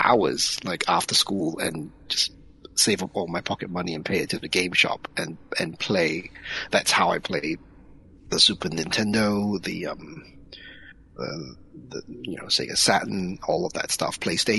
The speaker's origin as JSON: {"language": "English", "country": "Singapore", "tie": "born or raised there", "said": "where I grew up in Singapore"}